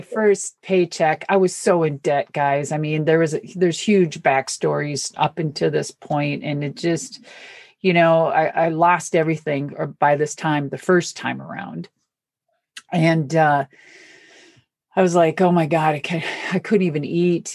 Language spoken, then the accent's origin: English; Minnesota, United States; I'm from Minnesota